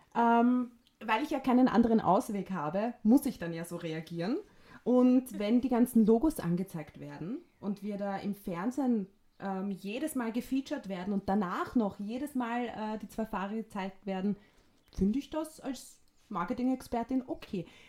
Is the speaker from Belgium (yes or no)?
no; Vienna, Austria; Wienerin und bin aus Wien